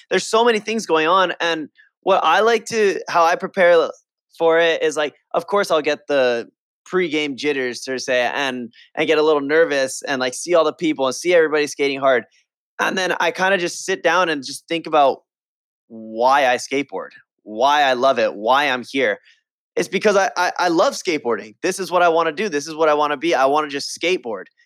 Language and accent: English; Hawaii, United States; in Hawaii, I grew up skating my local skate park